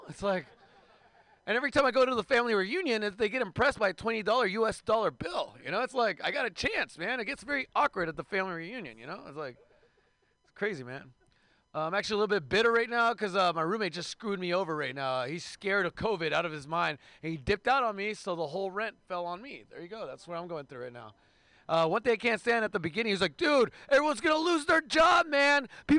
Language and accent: English; Mexicali, Baja California, Mexico; I'm from Mexicali, Mexico, in Portland, Oregon, which means like a great game of murder, kidnapping, and hacky sack.